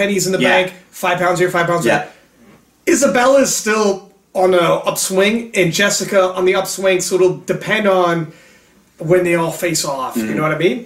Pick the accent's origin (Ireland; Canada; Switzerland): Canada; We're Canadian, too